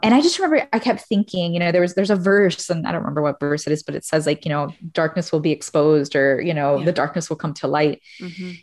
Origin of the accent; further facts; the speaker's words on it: Miami, Florida, United States; moved away as an adult; I'm Cuban American, originally from Miami